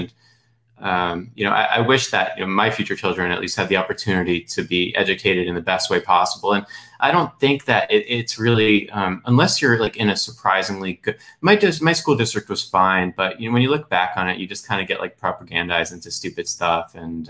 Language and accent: English; New Jersey, United States; accent: New Jersey; also born or lived in Washington DC; now in Florida, United States; So I was born and raised in New York City metropolitan area. You know, I spent a lot of time in DC. Now I'm in Florida. So my New Jersey accent has faded significantly.